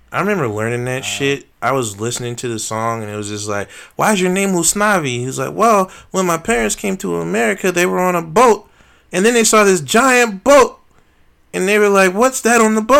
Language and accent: English; Charlotte, North Carolina, United States; my hometown of Charlotte, North Carolina